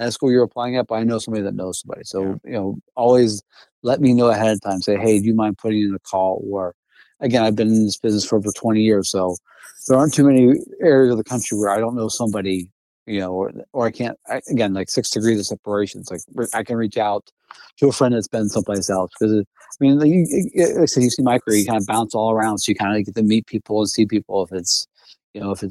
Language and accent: English; Western Pennsylvania, United States; also born or lived in Connecticut; now in San Jose, United States; I'm originally from Western Pennsylvania, so I wasn't too far from my parents